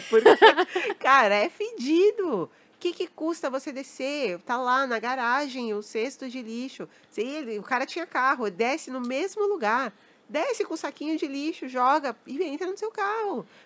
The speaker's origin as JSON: {"language": "Portuguese", "region": "São Paulo", "country": "Brazil", "tie": "born or raised there", "said": "cresci ali, né, na, na Santa Cecília, aquela região. cresci ali"}